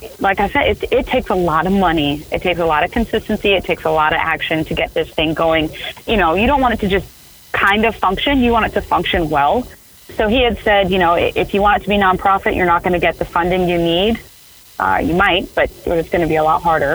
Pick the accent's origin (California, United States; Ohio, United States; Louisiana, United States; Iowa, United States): Iowa, United States; Cedar Rapids; moved away; I'm from Cedar Rapids, Iowa. So say I'm active duty, I come back home to Cedar Rapids, Iowa